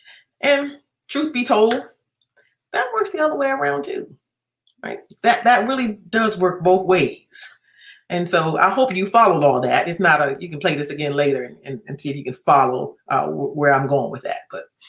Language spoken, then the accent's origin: English; United States; since I'm an American